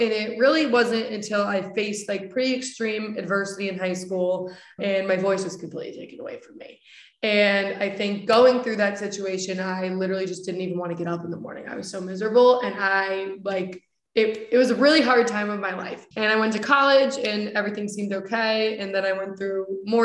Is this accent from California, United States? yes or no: no; Coventry, Connecticut, United States; now in West Hartford, United States; I grew up in Coventry, Connecticut.